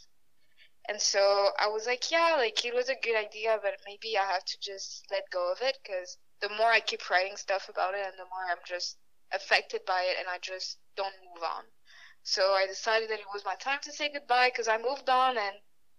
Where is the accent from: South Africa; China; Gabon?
Gabon; also born or lived in France; now in Ottawa, Canada; I'm Gabonese and French. So Gabon is in Africa and France is in Europe. I grew up in Gabon mainly.